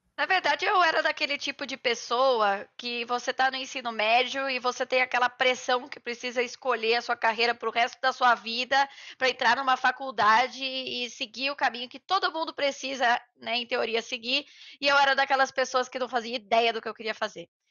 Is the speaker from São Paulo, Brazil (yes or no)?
yes; Itu, São Paulo, Brazil; eu venho é, de Itu, no interior de São Paulo